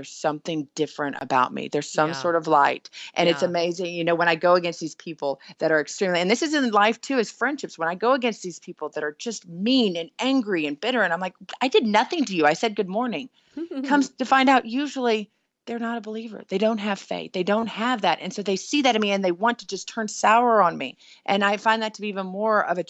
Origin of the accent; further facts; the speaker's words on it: the South, United States; accent: Southern; My Southern accent comes out when I am sleeping